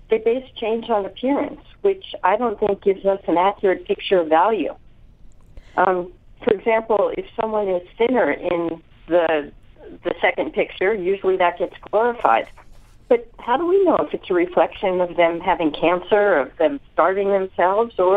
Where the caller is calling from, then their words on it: San Francisco, California, United States; From San Francisco.